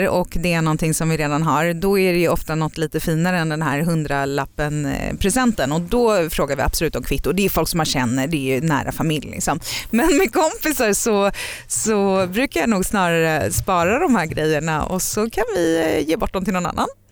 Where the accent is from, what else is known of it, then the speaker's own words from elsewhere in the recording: Sweden; moved away as an adult; also born or lived in United States; vi är knäppa svenskar